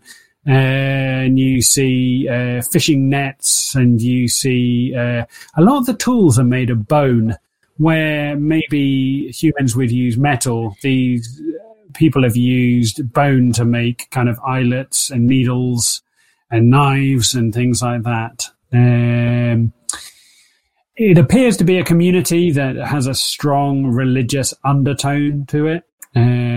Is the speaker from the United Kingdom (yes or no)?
yes; Buckinghamshire, South East England, United Kingdom; growing up in Buckinghamshire